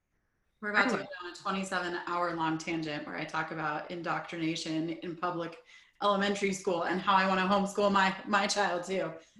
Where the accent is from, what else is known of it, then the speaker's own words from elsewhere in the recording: California, United States; now in Colorado, United States; where I grew up in California